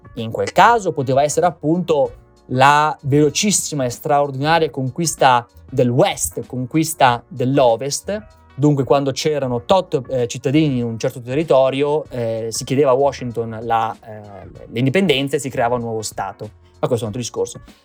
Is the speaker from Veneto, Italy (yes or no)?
yes; Veneto, Italy; io sono veneto di origine